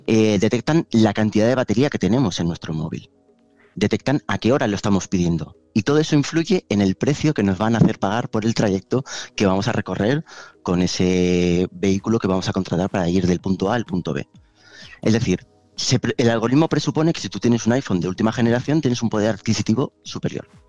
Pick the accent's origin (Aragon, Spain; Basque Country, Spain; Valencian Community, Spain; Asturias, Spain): Valencian Community, Spain; Valencia; also born or lived in Madrid / Rome; yo soy originalmente de Valencia